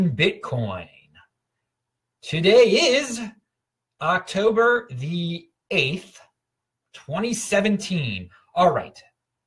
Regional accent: Baltimore, Maryland, United States; moved away as an adult; also born or lived in Albir, Spain; I am from Baltimore originally

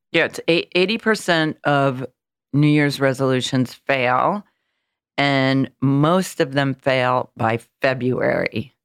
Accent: Illinois, United States; now in New York, United States; I'm from Illinois, I'm from a small town

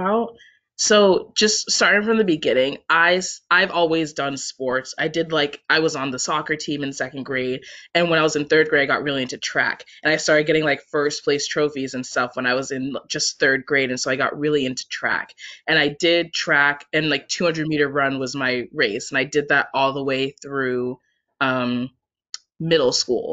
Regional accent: Washington, United States; moved away as an adult; also born or lived in Syracuse, New York; I'm from Washington State originally.

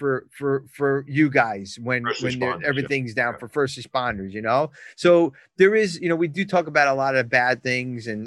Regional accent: New Jersey, United States; I'm from Jersey

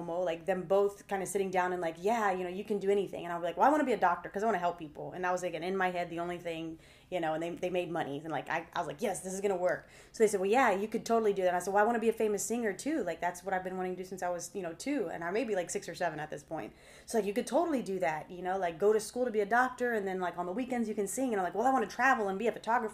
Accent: Texas, United States; I'm 4th generation Texan

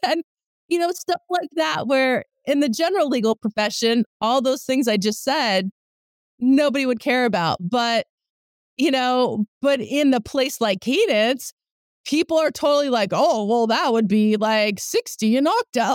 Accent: Bay Area, California, United States; also born or lived in New Jersey; I grew up here

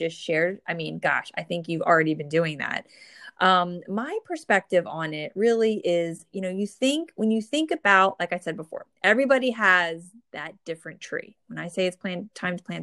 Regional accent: New Jersey, United States; I'm from the Northeast, and I grew up in New Jersey

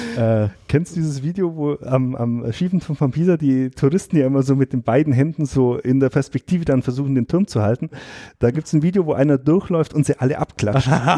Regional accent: Allgäu, Germany; bei uns im Allgäu

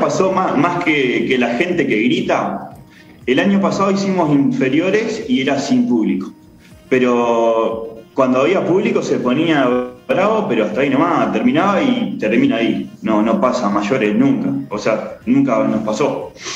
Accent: Argentina; now in Uruguay; yo nací en Argentina

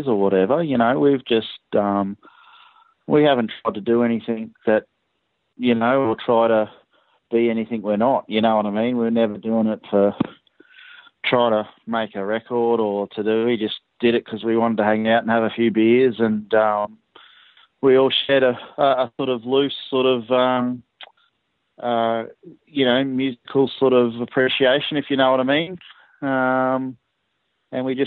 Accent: Brisbane, Queensland, Australia; we're all from Brisbane. We've always played in Brisbane

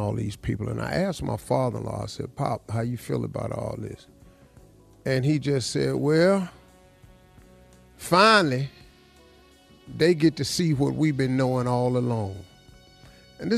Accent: Welch, West Virginia, United States; I grew up in Welch, West Virginia.

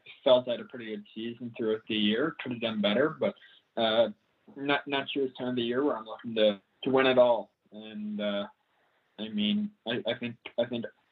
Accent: Canada; growing up in Canada

